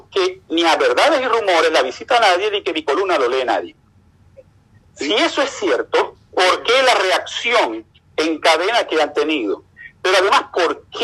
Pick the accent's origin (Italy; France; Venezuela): Venezuela; moved away as an adult; Venezuela a hacer turismo. Yo tuve que salir de Venezuela con toda mi familia porque era un perseguido por parte de los organismos de inteligencia.